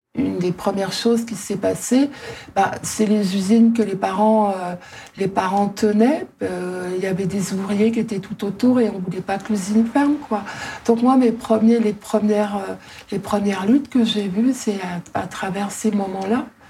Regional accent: Ardennes, Grand Est, France; moved away; also born or lived in Paris region / Libourne; J'habitais dans les Ardennes, on n'avait pas de bibliothèque.

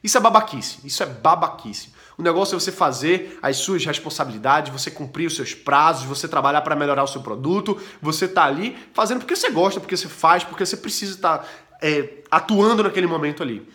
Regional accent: Recife, Pernambuco, Brazil; eu sou de Recife, Olinda

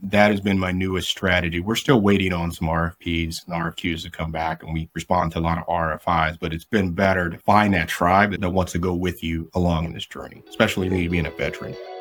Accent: rural Missouri, United States; moved away as an adult; I had to unlearn everything I learned in rural Missouri as far as hunting

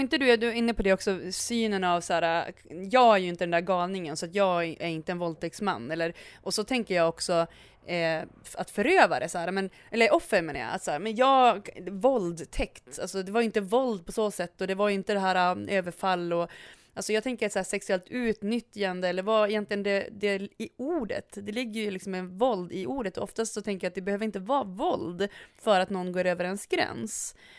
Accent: Umeå, Västerbotten County, Sweden; jag är från Umeå

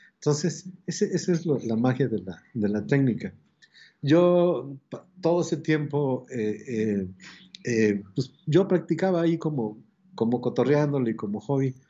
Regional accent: Mexico City, Mexico; hay un barrio que se llama eh, Casas Alemán, a un costado de, la Ciudad de México, pero sigue siendo la Ciudad de México. De ahí, nací, ahí llevé mi, el asunto de la escuela

